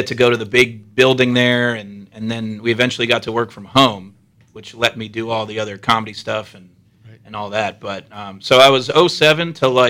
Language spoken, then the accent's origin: English; Allentown, Pennsylvania, United States; moved away as an adult; also born or lived in Los Angeles / Stamford, Connecticut; now in New York, United States; I'm from Allentown, PA, too, which is not a long drive. Okay. But, yeah, I'm from Allentown. I went to DeSales also, which isn't too far.